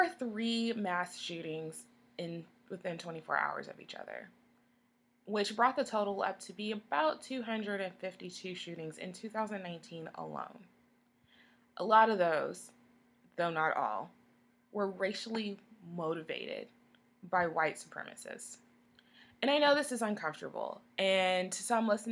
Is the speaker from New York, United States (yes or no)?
no; Texas, United States; I'm from Texas